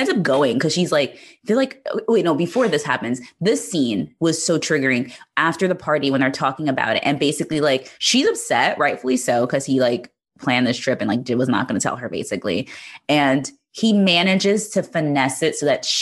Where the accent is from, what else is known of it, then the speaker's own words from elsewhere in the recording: Iowa, United States; I'm from Iowa